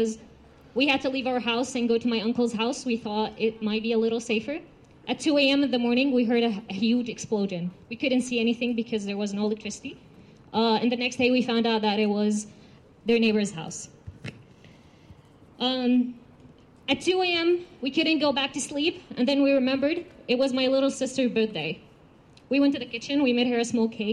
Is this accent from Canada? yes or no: no; Gaza, Gaza Strip, Palestine; moved away; also born or lived in Beersheba; I am a Palestinian refugee from Beersheba, South Palestine. Even though I was born and raised in Gaza